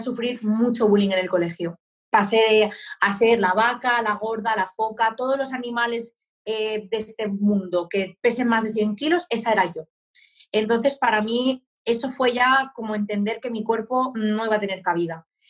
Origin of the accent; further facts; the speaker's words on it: Barcelona, Catalonia, Spain; moved away as an adult; now in Murcia, Spain; con 23 años me mudé a Murcia, yo soy de Barcelona